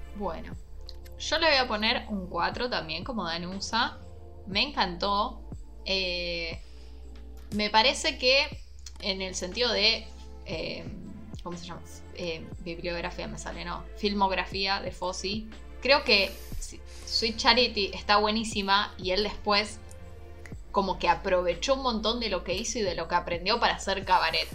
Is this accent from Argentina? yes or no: yes; Argentina; siendo argentina, nacida en la tierra de Vita